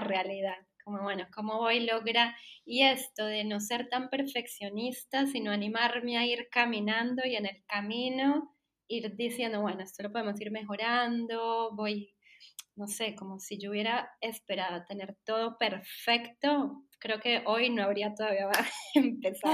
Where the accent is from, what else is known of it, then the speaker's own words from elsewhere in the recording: Colombia; soy publicista, soy colombiana